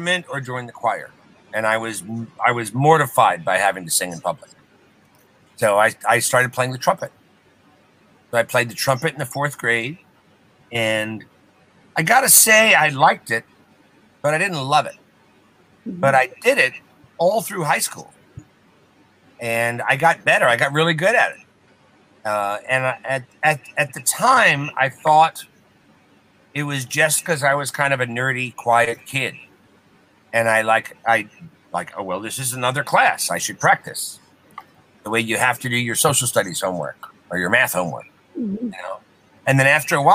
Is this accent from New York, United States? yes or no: yes; Westchester, New York, United States; moved away; I grew up in Westchester